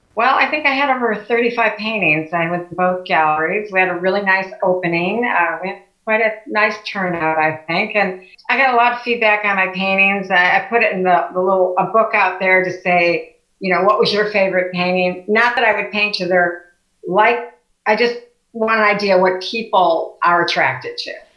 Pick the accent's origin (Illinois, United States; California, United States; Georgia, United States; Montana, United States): Illinois, United States; Chicago; also born or lived in Oak Lawn, Illinois / Beverly Shores, Indiana; now in Valparaiso, United States; I grew up in Chicago. Uh, then we moved in uh, to Oak Lawn